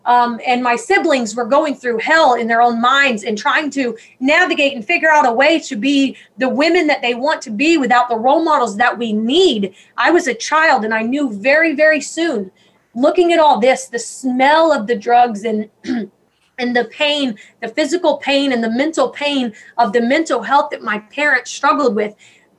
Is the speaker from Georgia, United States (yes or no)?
yes; Georgia, United States; born there; And, you know, I grew up, I was born in Georgia, and my parents struggled with addiction and depression